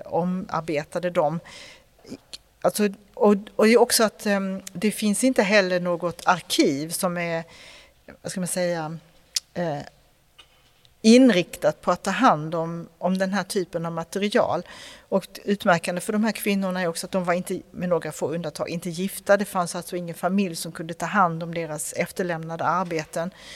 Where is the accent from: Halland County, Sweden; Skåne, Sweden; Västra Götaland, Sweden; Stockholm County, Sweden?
Skåne, Sweden; jag är från Skåne